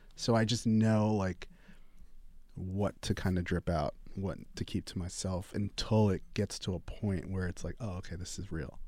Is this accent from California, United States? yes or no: no; New York, United States; moved away as an adult; now in Los Angeles, United States; growing up in New York, having been able to go to some clubs, loving clubs, loving music